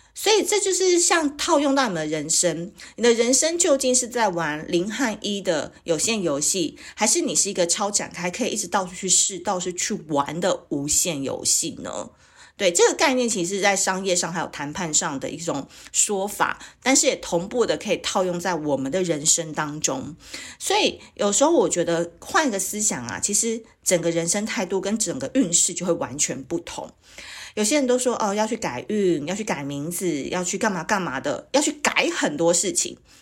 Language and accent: Chinese; Kaohsiung, Taiwan; also born or lived in Tainan; 高雄是我成长的故乡啦，台南是我的出生地